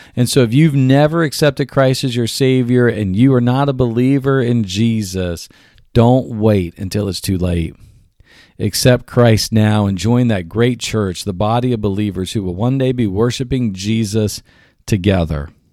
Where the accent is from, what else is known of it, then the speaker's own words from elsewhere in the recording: United States; I was American and I was from, quote, unquote, God's country